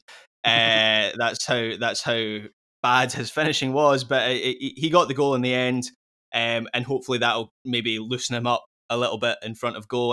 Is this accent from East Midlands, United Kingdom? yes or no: no; Scotland, United Kingdom; Speaking as a Scot